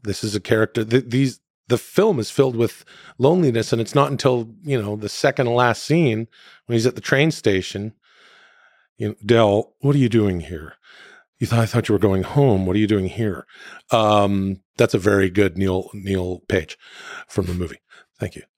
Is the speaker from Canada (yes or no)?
yes; Canada; moved away; I'm from Canada